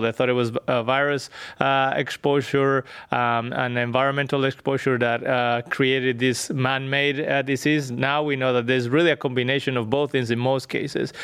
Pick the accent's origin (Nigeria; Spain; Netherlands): Spain; northwest Spain; moved away as an adult; I grew up in Spain, in a north, northwest, uh, part of Spain